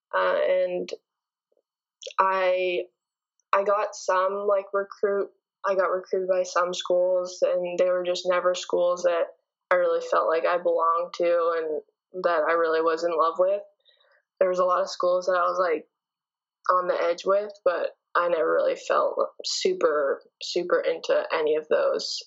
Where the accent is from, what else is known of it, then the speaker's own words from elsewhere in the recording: Canada; moved away as an adult; I'm from Canada